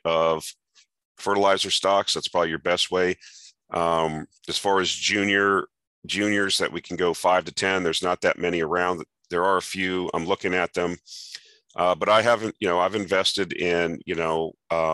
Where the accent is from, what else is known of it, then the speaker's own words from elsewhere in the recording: around Lake Okeechobee, Southern Florida, United States; I grew up in Southern Florida around Lake Okeechobee.